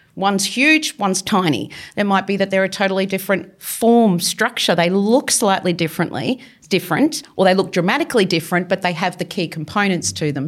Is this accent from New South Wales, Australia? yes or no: no; Victoria, Australia; moved away; I grew up in Victoria